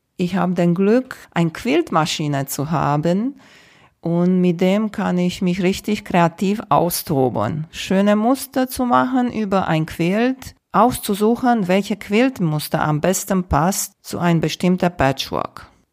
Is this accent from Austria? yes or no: no; Romania; moved away; Ich bin in Rumänien geboren